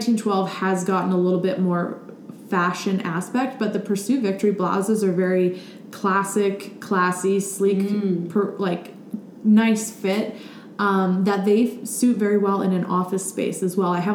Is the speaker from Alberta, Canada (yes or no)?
yes; Millarville, Alberta, Canada; also born or lived in Texas / Calgary; I grew up in Millerville, Alberta